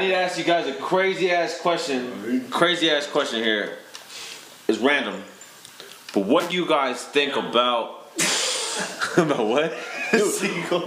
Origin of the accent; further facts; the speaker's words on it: Kansas City, United States; I'm from Kansas City, right? I'm from the Midwest.